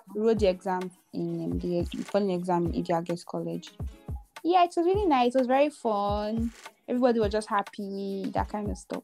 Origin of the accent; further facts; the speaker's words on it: Benin City, Edo, Nigeria; moved away as an adult; now in Lagos, Nigeria; I moved from Benin to Lagos in 2018